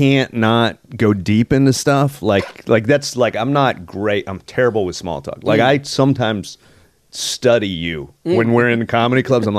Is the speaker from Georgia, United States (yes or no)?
no; Texas, United States; moved away; I'm from Texas, which is close to Oklahoma.